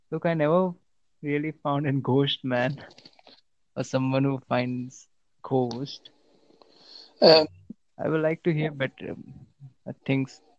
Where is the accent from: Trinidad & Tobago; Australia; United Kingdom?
United Kingdom; I am from United Kingdom.